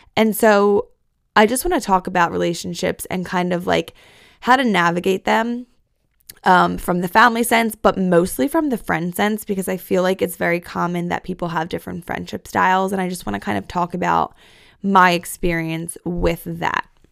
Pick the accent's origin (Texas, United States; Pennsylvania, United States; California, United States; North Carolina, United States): Pennsylvania, United States; Philadelphia; also born or lived in New York; I'm a Philly girl at heart